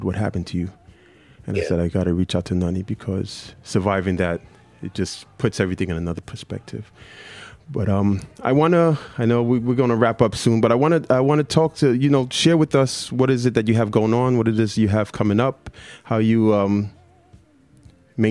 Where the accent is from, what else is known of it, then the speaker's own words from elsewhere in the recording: New York City, New York, United States; moved away as an adult; now in Florida, United States; I'm from Brooklyn, East Flatbush, my identity